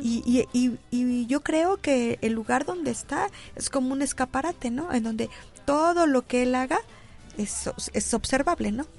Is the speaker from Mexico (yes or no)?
yes; Xalapa, Veracruz, Mexico; soy de Jalapa